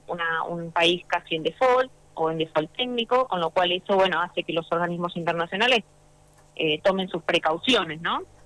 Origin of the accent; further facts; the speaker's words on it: Santa Fe, Argentina; yo soy Santa santafesina